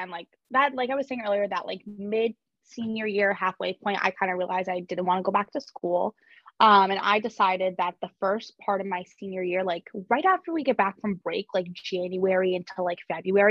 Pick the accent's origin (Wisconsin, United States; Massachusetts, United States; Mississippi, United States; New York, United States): Massachusetts, United States; right outside of Springfield, Western; moved away as an adult; now in Boston, United States; I grew up in Western Mass. I grew up right outside of Springfield